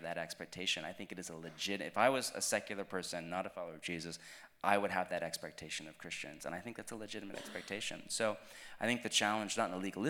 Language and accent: English; United States; I'm American